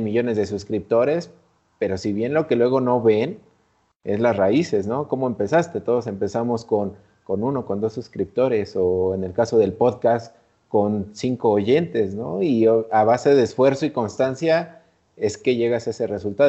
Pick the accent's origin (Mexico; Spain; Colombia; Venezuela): Mexico; nosotros que como mexicanos